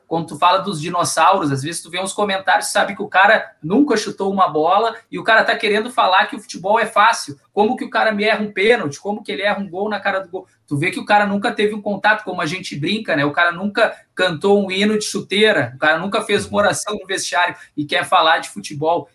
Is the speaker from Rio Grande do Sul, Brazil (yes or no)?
yes; Porto Alegre, Rio Grande do Sul, Brazil; aqui eu cresci jogando aqui no Cruzeirinho, quando era na Protásio Alves, aqui do Morro Santana